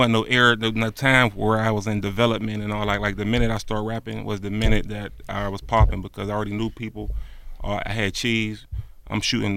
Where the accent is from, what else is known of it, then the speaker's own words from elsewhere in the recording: United States; I'm from the West Side.